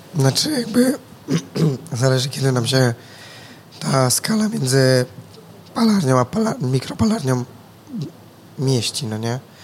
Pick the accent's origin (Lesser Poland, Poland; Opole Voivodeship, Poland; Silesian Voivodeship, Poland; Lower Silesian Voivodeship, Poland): Opole Voivodeship, Poland; Głuchołazy; also born or lived in Wrocław; ja generalnie pochodzę z Głuchołac